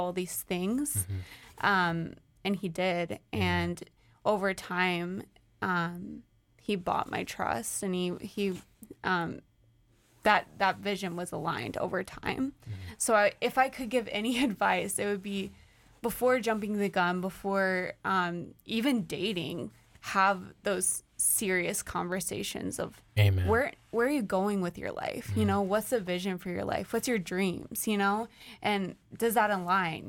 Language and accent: English; St. Louis, Missouri, United States; moved away as an adult; now in Chicago, United States; we're from St. Louis.